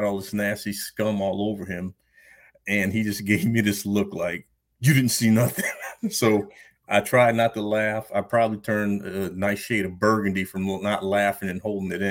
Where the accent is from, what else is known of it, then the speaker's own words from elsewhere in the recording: Louisiana, United States; moved away as an adult; also born or lived in New Orleans, Louisiana / Salt Lake City, Utah; I was born actually in New Orleans, Louisiana, and never lived there, but I lived about 45 minutes away.